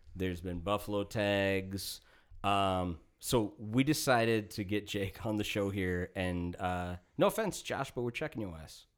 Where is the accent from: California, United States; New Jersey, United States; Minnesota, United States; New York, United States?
Minnesota, United States; Woodbury; also born or lived in Missoula, Montana; all of us growing up in Minnesota and living with whack-ass fucking laws and shit here